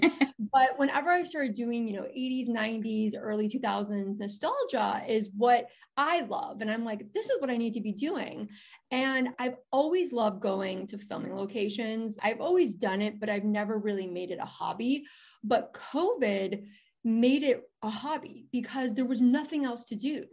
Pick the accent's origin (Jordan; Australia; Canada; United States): United States; Chicago, Illinois; I'm from Chicago.